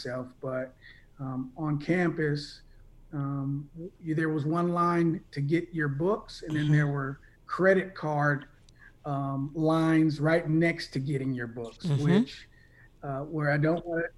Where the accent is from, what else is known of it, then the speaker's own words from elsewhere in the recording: Bay Area, California, United States; moved away as an adult; also born or lived in Washington, D.C.; I'm originally from the Bay Area after graduating from high school. Moved to Washington